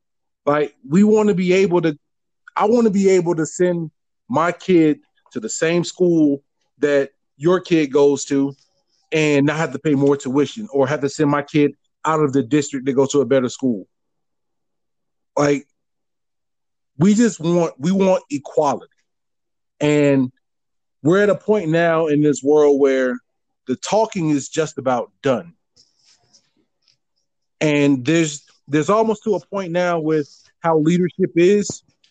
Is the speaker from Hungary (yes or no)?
no; Southern US, United States; And I grew up all around Confederate flags and all this other stuff.